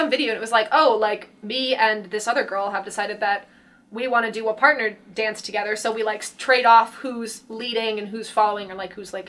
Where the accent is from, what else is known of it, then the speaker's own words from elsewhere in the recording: United Kingdom; That is me. And I'm British.